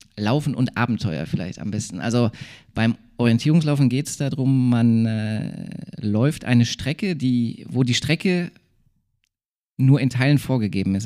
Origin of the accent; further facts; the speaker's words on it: Bottrop, North Rhine-Westphalia, Germany; also born or lived in Bochum; now in Duisburg, Germany; groß geworden bin ich ja in Bottrop, äh, dann Studium in Bochum und jetzt Duisburg.